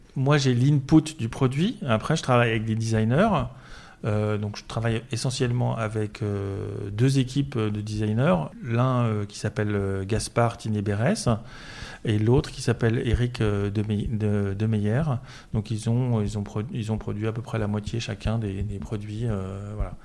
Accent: Paris, Île-de-France, France; je suis parisien

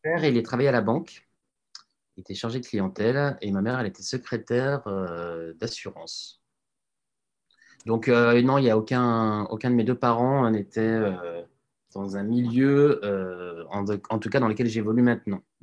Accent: Lyon, Auvergne-Rhône-Alpes, France; moved away as an adult; also born or lived in Annecy; now in Paris, France; J'ai grandi à Lyon mais euh, mes parents étant restés à Annecy

